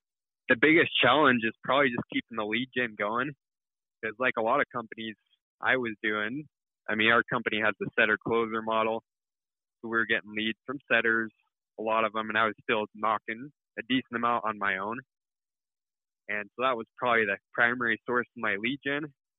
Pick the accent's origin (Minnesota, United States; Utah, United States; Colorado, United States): Utah, United States; No, I'm from Utah.